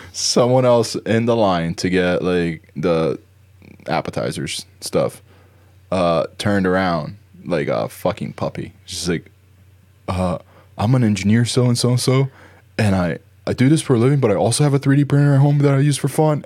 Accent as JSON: {"language": "English", "region": "New Jersey", "country": "United States", "tie": "born or raised there", "moved": "yes", "said": "where I grew up in Jersey."}